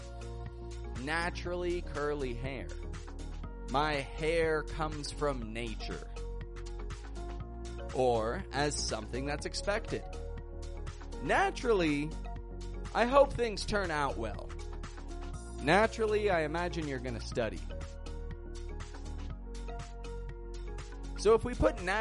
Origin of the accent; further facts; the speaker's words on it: Canada; now in Mexico; I'm from Canada. I live in Mexico, and I teach the American accent